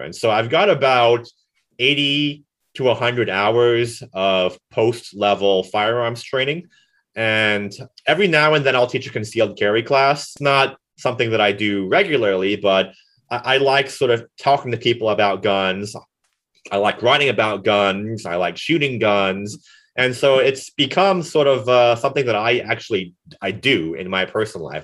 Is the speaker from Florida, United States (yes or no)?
yes; Florida, United States; now in Kansas, United States; Florida, my home state